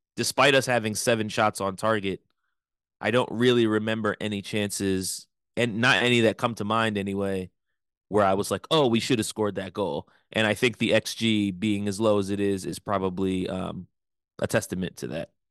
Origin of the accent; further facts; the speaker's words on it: United States; We are American